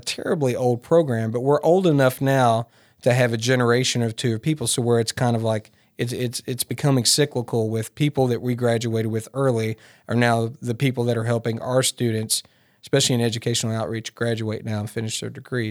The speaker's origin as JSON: {"language": "English", "town": "Martin", "region": "Tennessee", "country": "United States", "tie": "born or raised there", "also_born_or_lived": "Bogalusa, Louisiana", "said": "I'm a West Tennessee kid, so believe it or not, I grew up in Martin"}